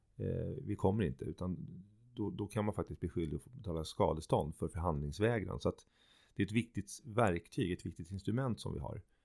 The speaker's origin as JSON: {"language": "Swedish", "country": "Sweden", "said": "vi själva kanske som svenskar"}